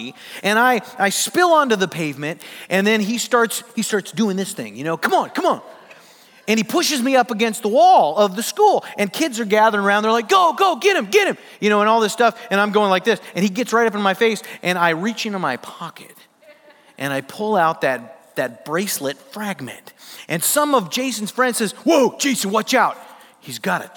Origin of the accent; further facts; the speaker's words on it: Sioux Falls, South Dakota, United States; I grew up in Sioux Falls, South Dakota.